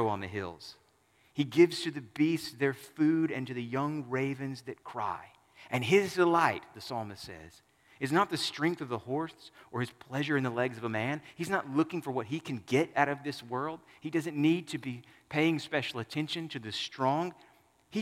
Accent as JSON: {"language": "English", "region": "Southern United States", "country": "United States", "said": "I'm a Southerner and not a Westerner, a Northerner"}